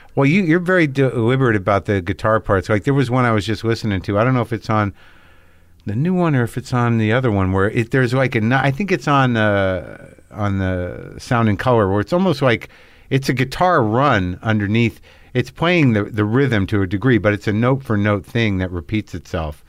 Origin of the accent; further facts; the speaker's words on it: Albuquerque, New Mexico, United States; moved away; I grew up in New Mexico.